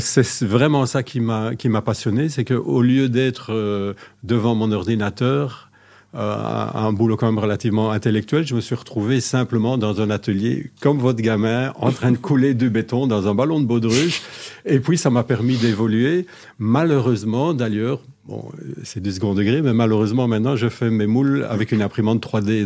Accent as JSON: {"language": "French", "country": "Belgium", "said": "Je suis de Belgique"}